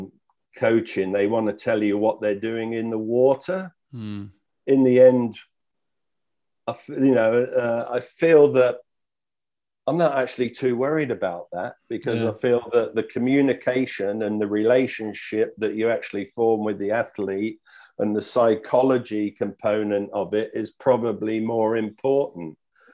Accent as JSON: {"language": "English", "country": "United Kingdom", "moved": "yes", "lives_now": "Australia", "said": "And what I observed when I came from Britain is that Australia has a winning mentality."}